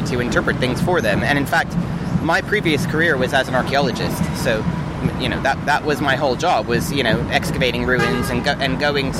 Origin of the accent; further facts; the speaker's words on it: Los Angeles, California, United States; moved away as an adult; also born or lived in Australia / Hawaii; now in London, United Kingdom; I'm originally from Los Angeles. I left about 8 years ago, I think.